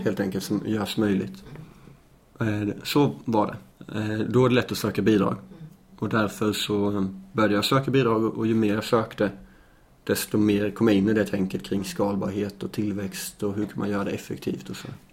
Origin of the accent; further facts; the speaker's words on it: Småland, Sweden; moved away as an adult; also born or lived in Lund, Sweden; now in Malmö, Sweden; jag är uppväxt på landet i Småland